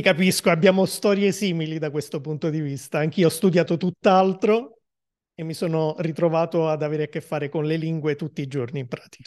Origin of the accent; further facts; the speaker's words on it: Naples, Campania, Italy; Io Napoli